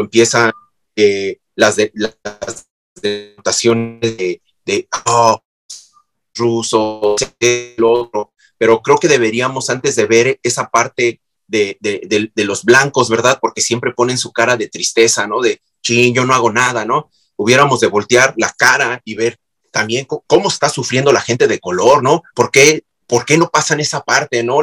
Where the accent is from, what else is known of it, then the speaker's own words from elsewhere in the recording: Mexico; yo soy mexicano